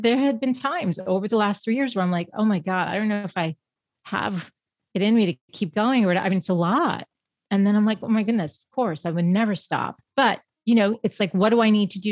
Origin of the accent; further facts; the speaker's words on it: Boston, Massachusetts, United States; moved away as an adult; now in San Diego, United States; I am from Boston